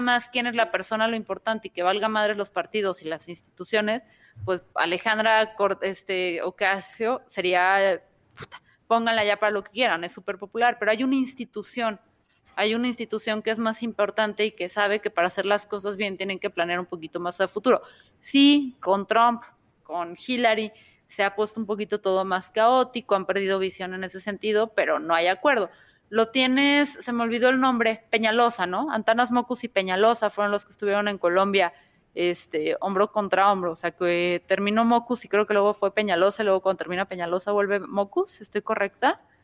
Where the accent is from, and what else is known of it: Mexico